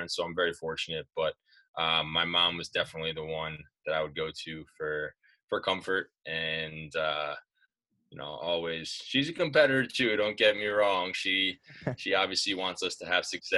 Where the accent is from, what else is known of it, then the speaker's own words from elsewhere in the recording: Commack, New York, United States; also born or lived in Smithtown, New York; I went to my first practice where I grew up in Comac